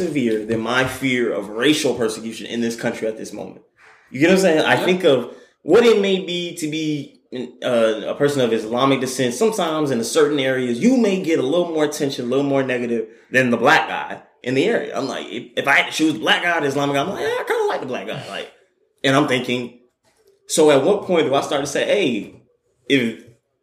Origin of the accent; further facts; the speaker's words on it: Douglasville, Georgia, United States; I am proud of my county where I grew up in. I grew up in Miami. I grew up in Pawnee County. I grew up in Douglasville